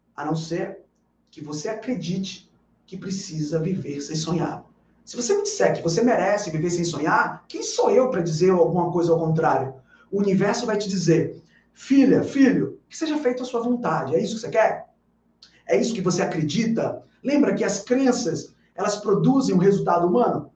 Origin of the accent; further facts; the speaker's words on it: Bahia, Brazil; Aqui na Bahia, na minha terra